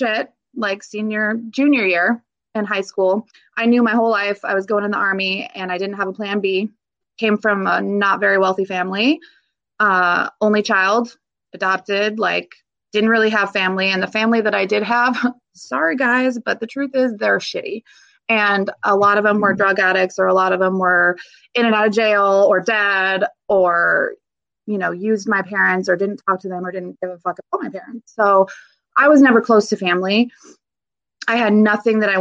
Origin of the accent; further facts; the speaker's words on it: Vancouver, Washington, United States; I grew up here in Vancouver, Washington